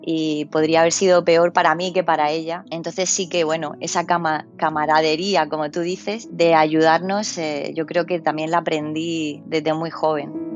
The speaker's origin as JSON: {"language": "Spanish", "town": "Murcia", "region": "Region of Murcia", "country": "Spain", "tie": "born or raised there", "also_born_or_lived": "United Kingdom / Switzerland / Germany", "moved": "yes", "lives_now": "Birmingham, United Kingdom", "said": "soy de Murcia, de una ciudad chiquitita."}